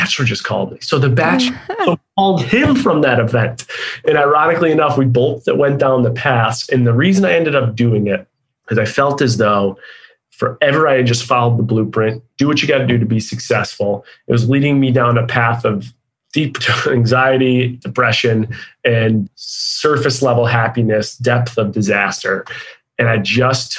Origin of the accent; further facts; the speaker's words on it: Buffalo, New York, United States; moved away as an adult; also born or lived in Ohio / Seattle, Washington; now in Nashville, United States; I was born and raised in Buffalo, New York.